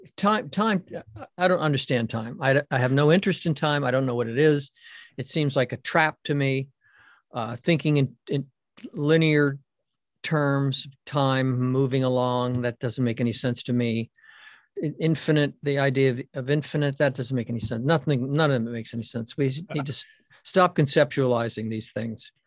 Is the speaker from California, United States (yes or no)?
no; Boston, Massachusetts, United States; I'm from Boston and a Red Sox fan